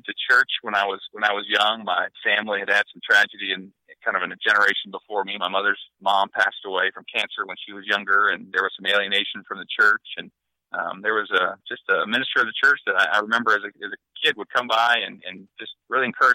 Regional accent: Northern Ohio, United States; I grew up in Northern Ohio

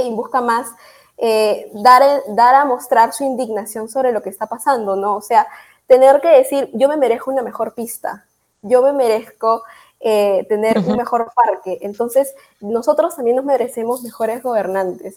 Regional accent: Peru; Aquí en el Perú

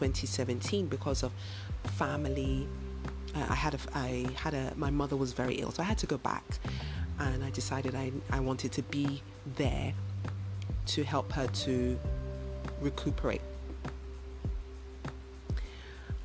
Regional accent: United Kingdom; moved away as an adult; also born or lived in London; now in West Africa; I am of Nigerian heritage, so my parents are Nigerian, although I was born in the UK and I've lived all of my life in the UK

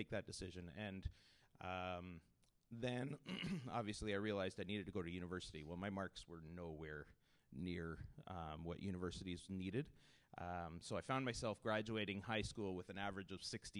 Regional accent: Kitchener, Ontario, Canada; I grew up in Kitchener-Waterloo area

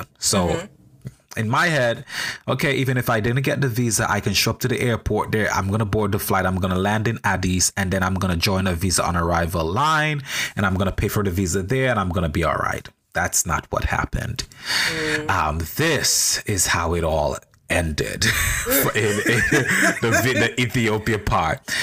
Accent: St. Vincent & Grenadines; now in New York, United States; I'm a Vincentian national. I was born in St. Vincent and the Grenadines

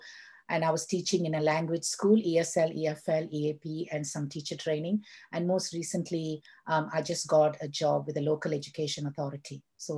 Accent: Malaysia; moved away as an adult; also born or lived in United Kingdom / Dubai; now in Ireland; I'm originally from Malaysia. So, and then I returned to Malaysia and I worked in a secondary school for 10 years. And then I moved to Dubai.

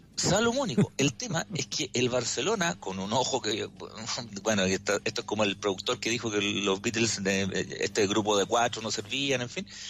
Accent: Chile; como chileno

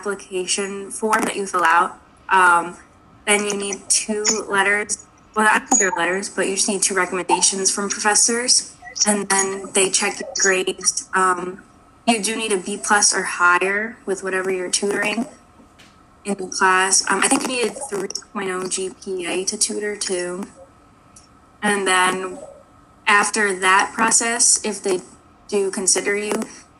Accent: Long Island, New York, United States; I'm a sophomore from Long Island

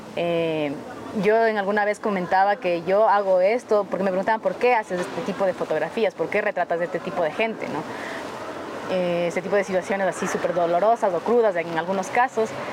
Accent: Quito, Pichincha, Ecuador; yo crecí en el sur de Quito y todavía extraño el sur de Quito, yo soy sureña

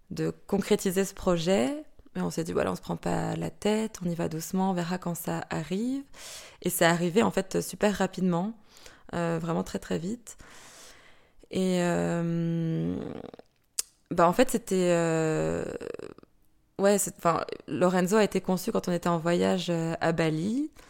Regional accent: France; moved away as an adult; now in Belgium; j'ai 31 ans, je suis française et ça va faire une dizaine d'années maintenant que je suis en Belgique.

